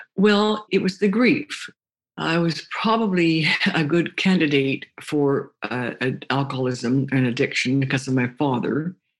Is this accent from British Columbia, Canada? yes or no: no; Toronto, Ontario, Canada; I grew up in Toronto, Ontario, Canada